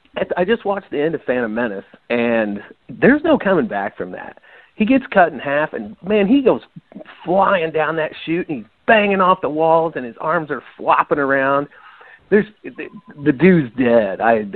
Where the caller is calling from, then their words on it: St. Louis, Missouri, United States; Hey guys, it's … from St. Louis, Missouri. How's it going?